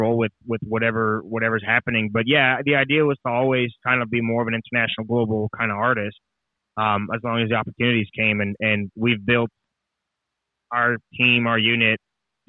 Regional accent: Canada; moved away as an adult; now in Nashville, United States; when I came to Nashville, you know, being Canadian

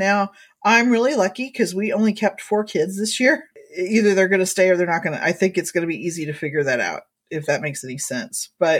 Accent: Indiana, United States; moved away; I grew up in Indiana. And of course, we didn't change time back when I was in Indiana

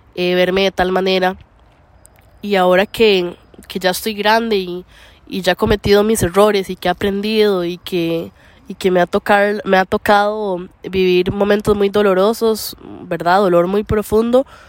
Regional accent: Costa Rica; moved away; en, mí mismo, en, en, Costa Rica

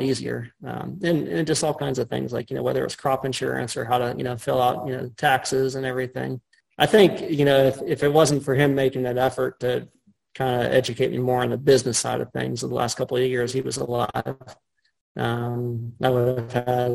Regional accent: Cranberry Township, Pennsylvania, United States; I grew up outside of Cranberry, or outside of Pittsburgh, rather, in Cranberry Township.

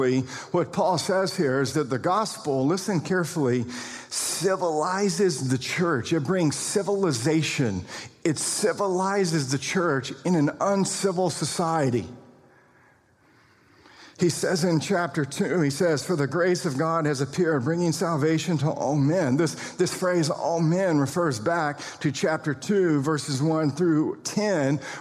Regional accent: United States; we're also citizens of the kingdom of the United States of America. We're American citizens.

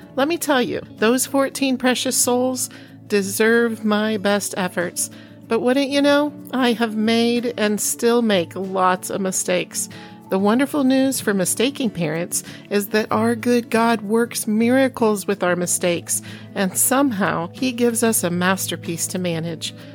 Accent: Iowa, United States; moved away; also born or lived in Oklahoma / Chicago; I was born in Oklahoma, grew up as a farm girl in Iowa

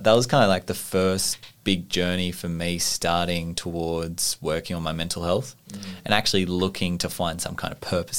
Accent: Orange, New South Wales, Australia; I knew plenty of people in my hometown who passed away from suicide in Orange in New South Wales

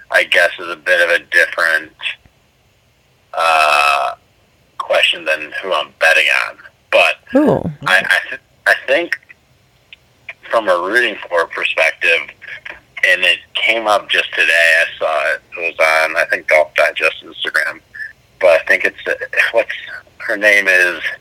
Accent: Cleveland, Ohio, United States; now in Sarasota, United States; 30 years old, and I'm from Cleveland, Ohio, uh, but I currently live in Sarasota

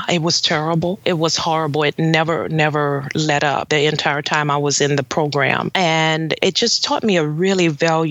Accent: New Orleans, Louisiana, United States; I was in New Orleans, my hometown

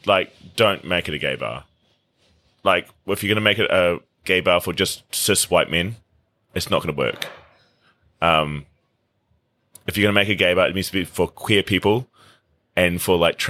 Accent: Whangarei, Northland, New Zealand; also born or lived in Kawakawa; now in Auckland, New Zealand; Whangarei mostly, north, like Waikare, like Kawakawa, like that sort of area.

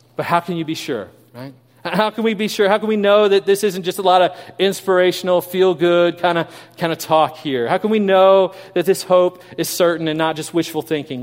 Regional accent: Kansas City, Missouri, United States; moved away; I grew up in Kansas City.

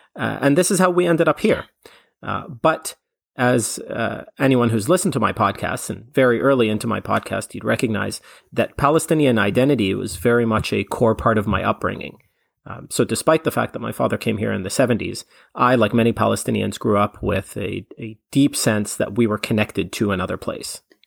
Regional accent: Canada; I'm Canadian

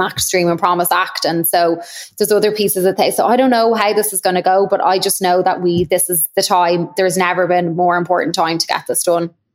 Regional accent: Ireland; now in Chicago, United States; I obviously will always be Irish

